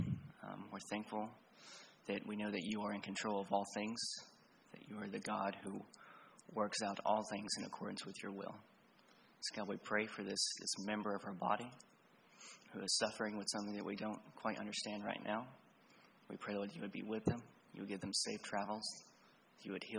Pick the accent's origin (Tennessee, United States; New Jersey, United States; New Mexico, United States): Tennessee, United States; Cleveland; I was raised in Cleveland, Tennessee